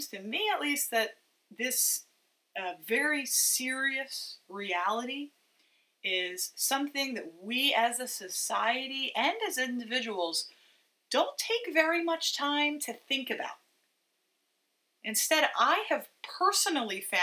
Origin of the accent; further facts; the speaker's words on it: United States; American Christians